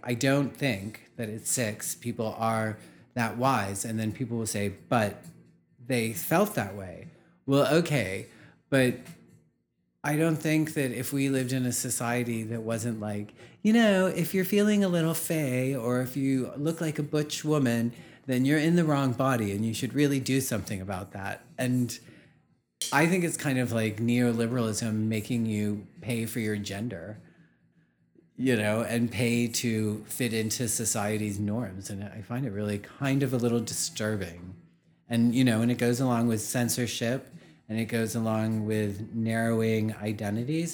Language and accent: English; Pittsburgh, Pennsylvania, United States; moved away as an adult; also born or lived in New York; I was brought up in Pittsburgh, Pennsylvania